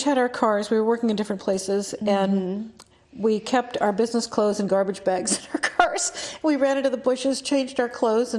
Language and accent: English; Ohio, United States; moved away; also born or lived in Mamaroneck, New York; my parents went to Miami. I grew up in Ohio.